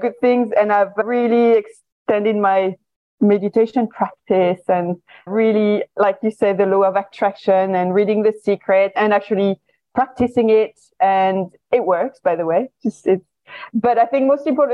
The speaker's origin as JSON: {"language": "English", "country": "France", "also_born_or_lived": "China", "accent": "French", "moved": "as an adult", "lives_now": "Singapore", "said": "my accent is French."}